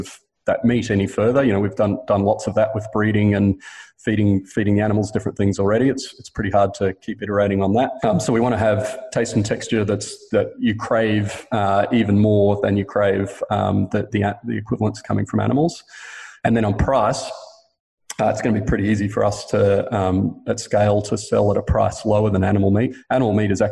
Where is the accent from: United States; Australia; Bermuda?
Australia; Queensland; I grew up in Queensland eating steak and beef mince almost every night for dinner.